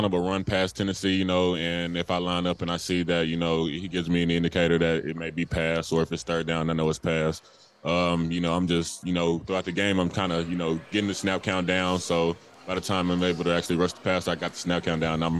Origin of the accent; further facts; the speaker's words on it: England, Arkansas, United States; I come from a small town, you know, not really much to do. So pretty much everyone in my hometown of England, Arkansas, just like to play sports